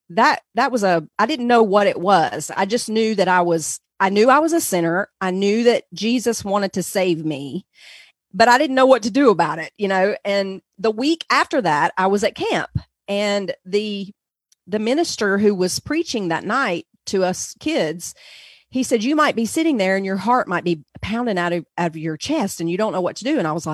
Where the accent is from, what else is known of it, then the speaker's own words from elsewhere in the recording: North Carolina, United States; I'm sure everyone can tell already that I'm from the South in the United States. So in the southern part of the country, we lived in North Carolina mostly.